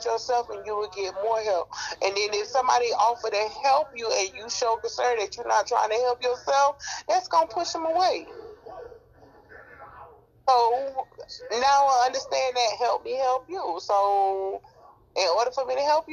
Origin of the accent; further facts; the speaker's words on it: Miami, Florida, United States; growing up in Miami